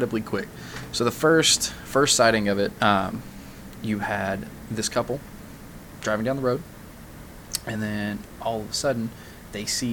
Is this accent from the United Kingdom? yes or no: no; Kentucky, United States; moved away; I'm originally from Kentucky